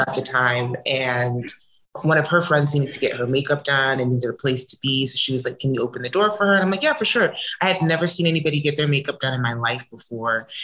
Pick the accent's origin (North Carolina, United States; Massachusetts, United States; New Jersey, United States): New Jersey, United States; moved away as an adult; now in Los Angeles, United States; I'm originally from New Jersey, but I've been living in California for the last, ooh, I don't want to age myself